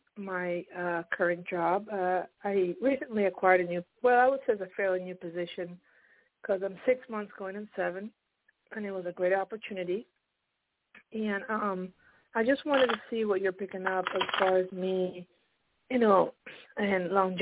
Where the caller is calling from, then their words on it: New Jersey, United States; I'm calling from New Jersey.